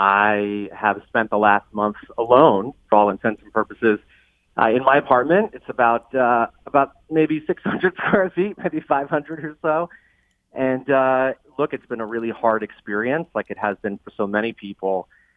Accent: New York City, New York, United States; I grew up on Staten Island in New York City.

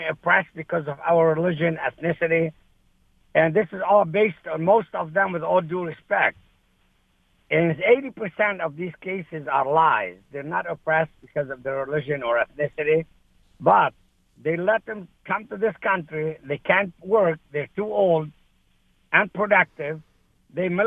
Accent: Lebanon; moved away as an adult; also born or lived in Saudi Arabia; now in United States; I am from Lebanon.

